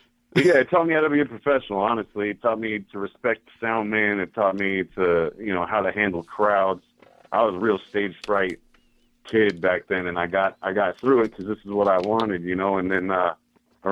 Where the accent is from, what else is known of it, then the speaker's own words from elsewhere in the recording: United States; I'm an American, and I'm proud of the USA